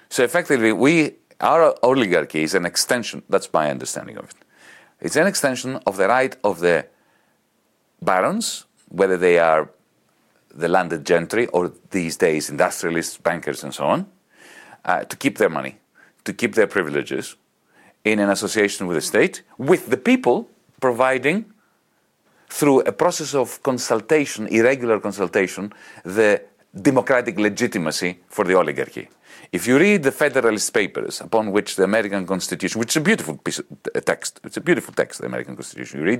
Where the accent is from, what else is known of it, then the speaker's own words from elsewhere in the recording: Greece; accent: Greek; English is a second language; for my Greek accent